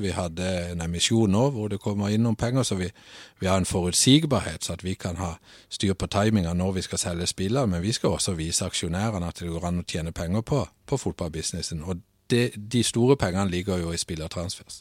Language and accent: Norwegian; Søgne, Agder, Norway; moved away as an adult; now in Nørresundby, Denmark; Født og opvokset i øh, Søgne, som er ca. 17 km ut forbi Kristiansand.